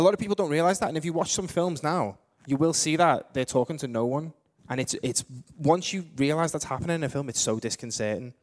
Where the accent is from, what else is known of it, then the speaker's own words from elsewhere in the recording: Liverpool, North West England, United Kingdom; We're up north, man. We li, we, we're from Liverpool